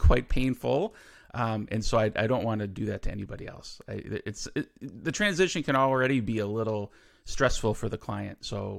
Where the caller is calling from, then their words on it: Milwaukee, Wisconsin, United States; So I live near Milwaukee, Wisconsin in the U.S.